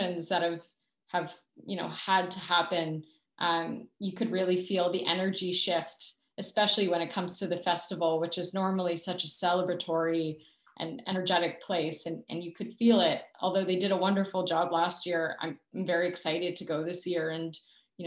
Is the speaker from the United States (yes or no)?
no; Canada; a Canadian filmmaker